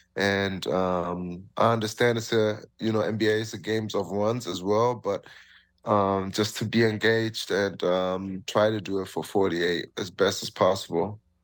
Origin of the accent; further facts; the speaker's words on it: Germany; moved away as an adult; now in Toronto, Canada; I'm from Germany